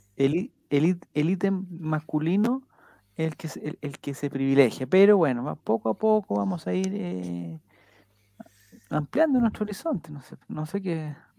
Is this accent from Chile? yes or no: yes; Santiago, Santiago Metropolitan Region, Chile; somos pocos los de Santiago